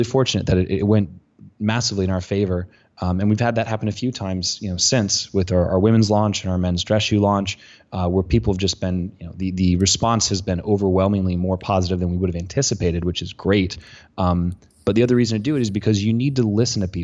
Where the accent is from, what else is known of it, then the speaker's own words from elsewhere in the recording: Colorado, United States; I'm from Colorado. I've been wearing cowboy boots since I was a kid.